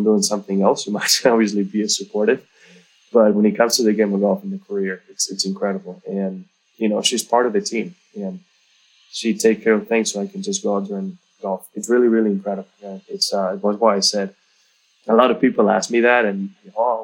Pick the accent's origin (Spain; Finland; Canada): Spain; northern Spain; I come from Spain, but I didn't grow up in a sunny area.